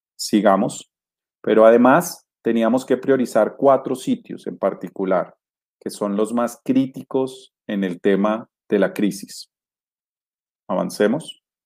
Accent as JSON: {"language": "Spanish", "country": "Colombia", "said": "para nosotros como colombianos"}